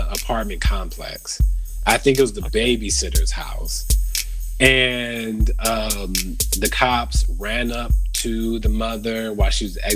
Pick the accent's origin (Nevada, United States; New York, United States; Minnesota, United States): Nevada, United States; Las Vegas; my hometown, Vegas.